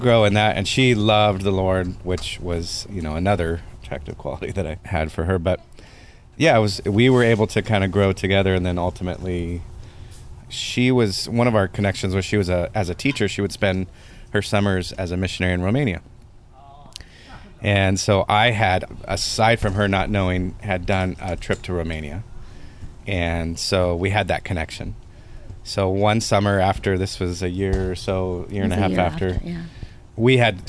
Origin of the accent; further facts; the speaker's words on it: Southern California, United States; we both, Southern California, grew up, raised